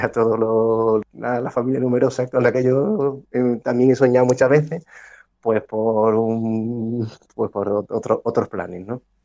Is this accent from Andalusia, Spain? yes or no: yes; Cádiz, Andalusia, Spain; moved away as an adult; also born or lived in Ávila; Yo hice la carrera de, medicina en Cádiz, pero la especialidad la hice en Ávila, eh, no pudiendo coger plaza en mi tierra